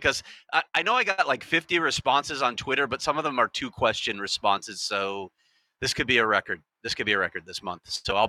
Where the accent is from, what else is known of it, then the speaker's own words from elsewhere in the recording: Chicago, Illinois, United States; Of course I'm from Chicago.